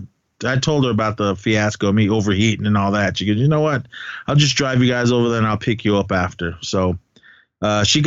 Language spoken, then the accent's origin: English; Bay Area, California, United States; Some gals that I grew up with in the Bay Area